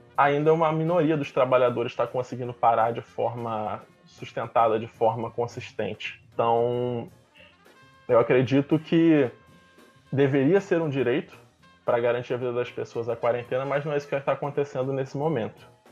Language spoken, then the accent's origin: Portuguese; Rio de Janeiro, Brazil; um bairro aqui no Rio de Janeiro, bairro de Campo Grande, no subúrbio, perto de onde eu fui criado e passei parte da minha adolescência